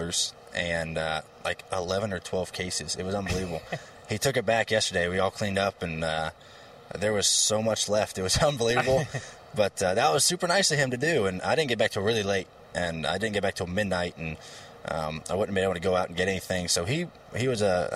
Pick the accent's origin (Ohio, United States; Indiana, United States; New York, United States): Ohio, United States; my hometown in Ohio, where my dad grew up